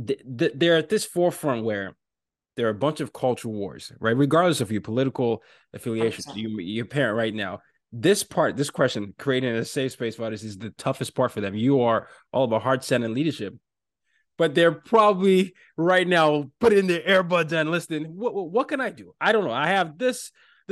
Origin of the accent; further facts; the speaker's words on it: Lagos, Nigeria; also born or lived in Northern Virginia; now in New York City, United States; my hometown, Lagos, Nigeria